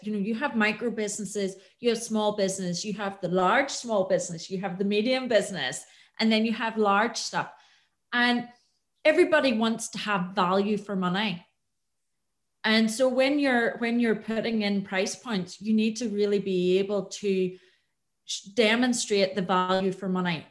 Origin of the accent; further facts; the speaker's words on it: Antrim, Northern Ireland, United Kingdom; moved away as an adult; I am from the north. I'm from Antrim originally